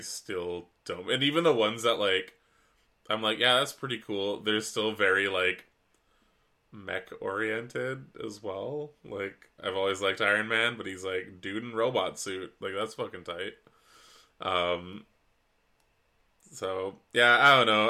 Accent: West Coast, British Columbia, Canada; being a Canadian, especially on the West Coast, the Wet Coast

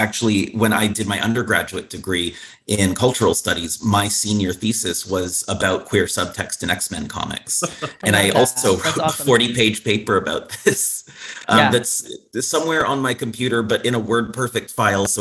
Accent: Toronto, Ontario, Canada; moved away as an adult; now in United States; I was born and raised in Toronto, Canada. I immigrated to the US 6 years ago.

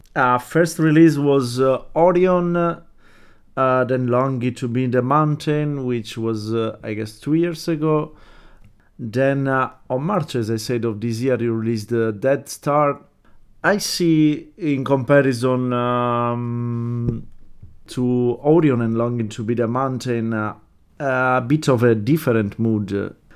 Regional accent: Italy; I come from Italy

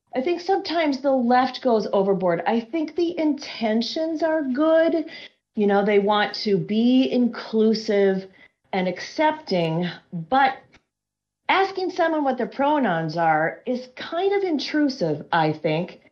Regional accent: Minnesota, United States; I'm from Minnesota

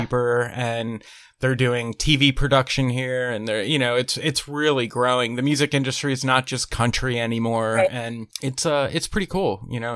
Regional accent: Pennsylvania, United States; moved away as an adult; now in Nashville, United States; I'm originally from Pennsylvania, but I've been living in Nashville for the last, wow, it'll be eight years this year

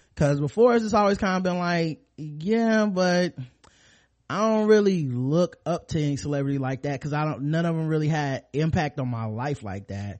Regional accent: the South, United States; growing up in the South

